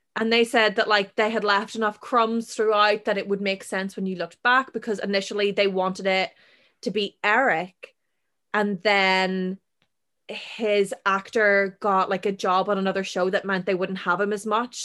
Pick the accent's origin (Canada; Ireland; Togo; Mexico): Ireland; we're Irish